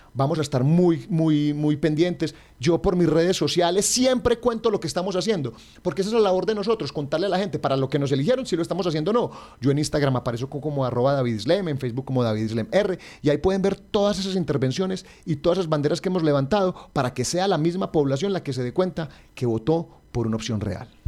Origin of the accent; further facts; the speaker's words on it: Caldas, Colombia; a los caldenses